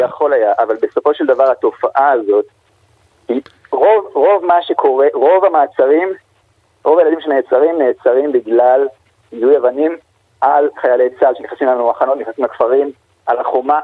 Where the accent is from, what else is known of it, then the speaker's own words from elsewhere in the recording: Israel; אני ישראלי ואני לא פלסטיני